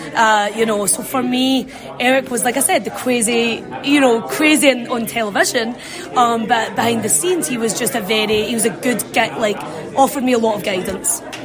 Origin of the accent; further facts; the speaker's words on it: Scotland, United Kingdom; moved away as an adult; now in Florida, United States; I'm from Scotland